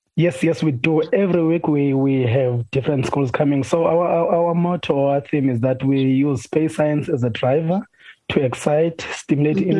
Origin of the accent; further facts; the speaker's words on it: Hermanus, Western Cape, South Africa; I'm from Zwelihle.